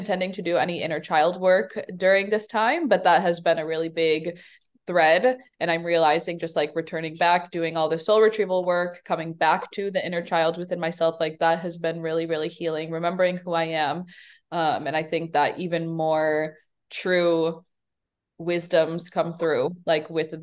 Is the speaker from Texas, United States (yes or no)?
no; Chicago, Illinois, United States; I was born in the South Side of Chicago